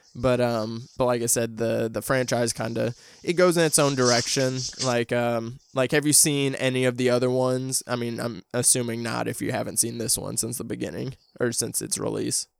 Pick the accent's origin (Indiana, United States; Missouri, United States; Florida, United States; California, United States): Missouri, United States; St. Louis; my hometown. So there's a thing in Saint Louis